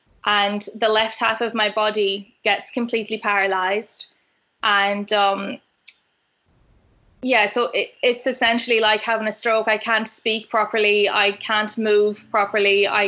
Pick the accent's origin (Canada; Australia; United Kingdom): Australia; So I am actually Australian. So I think a lot of the cadence of my voice has changed.